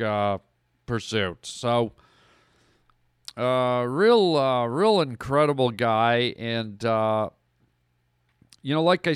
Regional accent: Canada; I grew up in Canada

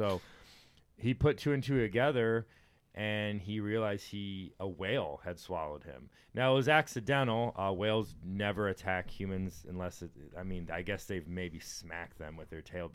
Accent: Texas, United States; I grew up in Texas, and we went to the beach all the time.

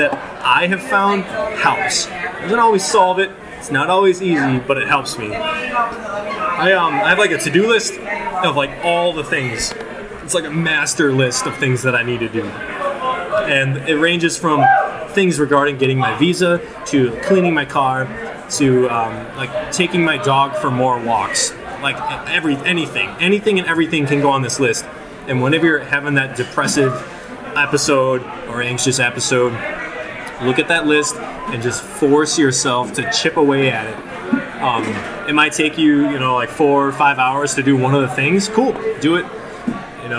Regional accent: La Crosse, Wisconsin, United States; born or raised there

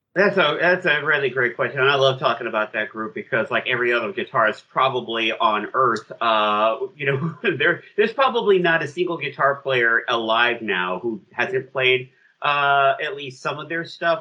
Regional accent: United States; I'm saying that as an American

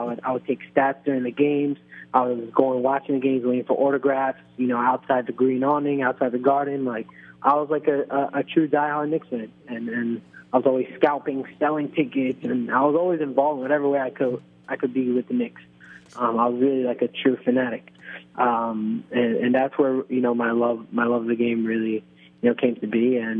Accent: Israel; I was following like some college basketball players on Facebook of my hometown team in Israel.

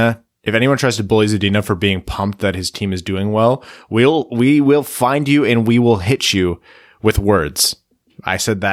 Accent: Windsor, Ontario, Canada; These guys from Kitchener, I'm from Windsor.

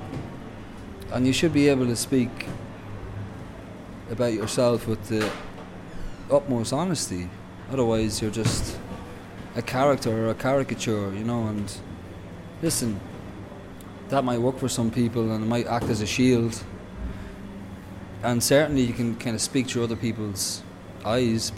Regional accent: Dundalk, County Louth, Ireland; there was an element of repression growing up in Dundalk

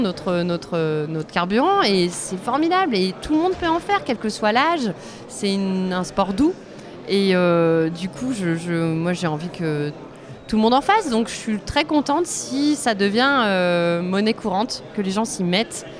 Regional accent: Grenoble, Auvergne-Rhône-Alpes, France; je viens de Grenoble, c'est une ville euh, avec un maire écolo écologiste

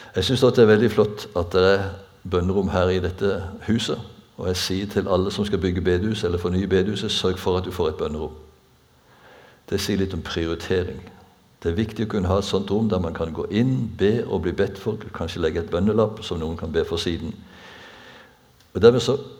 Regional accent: Bjerkreim, Rogaland, Norway; da jeg vokste opp på bedehuset hjemme i Bjerkrem

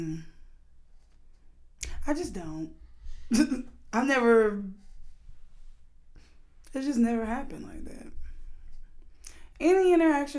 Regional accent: Baton Rouge, Louisiana, United States; I am from Louisiana. Baton Rouge, to be exact.

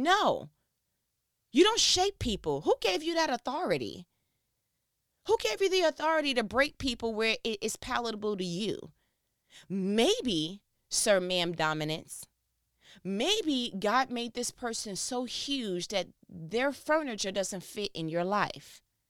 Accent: New York, United States; now in Georgia, United States; Because I came from New York, came down to Georgia, and people had a whole brand new idea of what my awesome was.

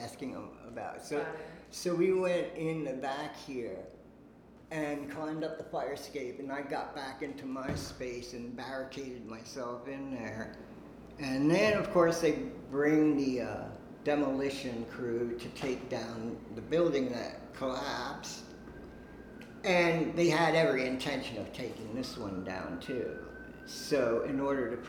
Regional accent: Harrisburg, Pennsylvania, United States; moved away as an adult; also born or lived in Brooklyn, New York / Long Island, New York; now in New York, United States; I was born in Brooklyn. Parents moved us to Long Island, and then to Harrisburg, Pennsylvania, where I lived from age 7 to like 20

